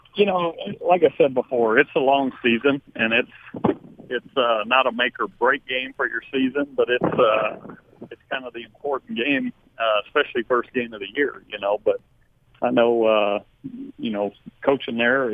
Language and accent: English; Texas, United States; moved away as an adult; also born or lived in Utah; I grew up in Texas